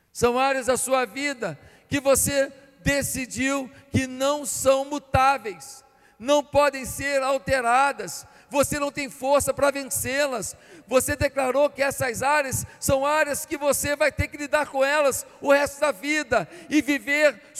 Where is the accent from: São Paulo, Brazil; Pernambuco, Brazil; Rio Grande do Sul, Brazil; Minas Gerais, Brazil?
Minas Gerais, Brazil; Barbacena; born there; porque lá onde eu nasci em Barbacena não era.